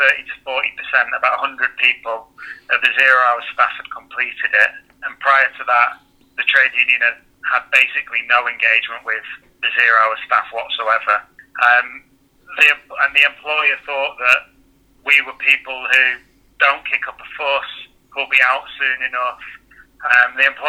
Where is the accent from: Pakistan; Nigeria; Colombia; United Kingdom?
United Kingdom; Manchester, North West England; also born or lived in Sheffield; I'm from Manchester